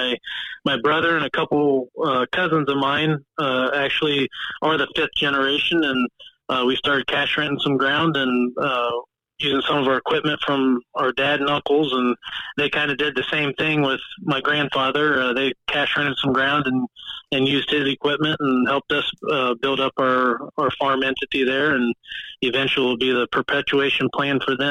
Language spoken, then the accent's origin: English; Celina, Ohio, United States; also born or lived in Columbus, Ohio; I grew up on a family farm and still active with our family farm here in Mercer County